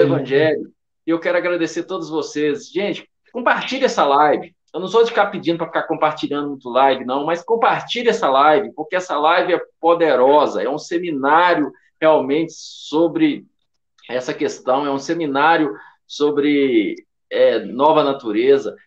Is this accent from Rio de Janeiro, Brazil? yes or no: no; Belo Horizonte, Minas Gerais, Brazil; eu sou de Belo Horizonte